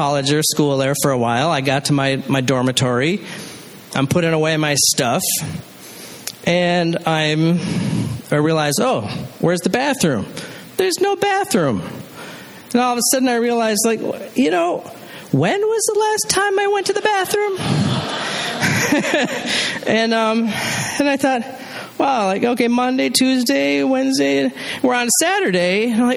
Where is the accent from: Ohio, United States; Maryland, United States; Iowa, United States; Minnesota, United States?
Minnesota, United States; Duluth; I grew up in Duluth, Minnesota